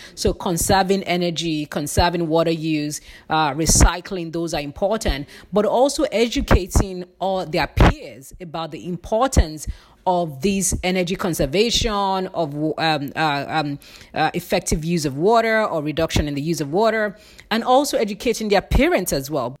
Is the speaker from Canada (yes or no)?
no; Nigeria; moved away as an adult; I'm originally from Nigeria, and I lived with very limited resources